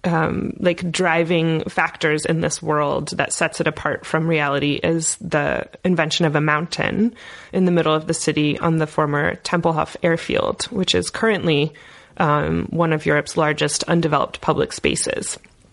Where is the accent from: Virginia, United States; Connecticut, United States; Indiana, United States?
Indiana, United States; I'm from Indiana.